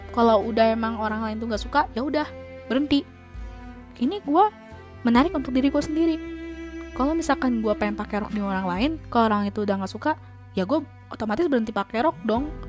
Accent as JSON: {"language": "Indonesian", "town": "Bekasi", "region": "West Java", "country": "Indonesia", "said": "buktinya gue di sini masih betah menggunakan bahasa gue sebagai orang Bekasi bahasa ya bahasa bahasa Betawi lah kayak gue lu"}